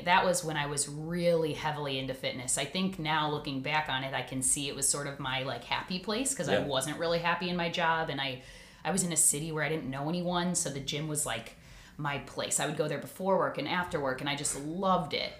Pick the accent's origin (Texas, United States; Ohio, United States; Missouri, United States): Ohio, United States; Concord Township; also born or lived in Toledo, Ohio; I grew up in Concord Township, went to Riverside High School, and then, you know, after college, stayed in this area